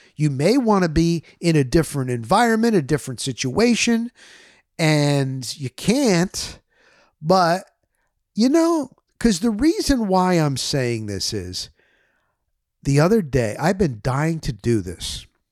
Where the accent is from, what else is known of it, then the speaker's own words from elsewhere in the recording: New Jersey, United States; moved away as an adult; also born or lived in Florida; I was coming from Jersey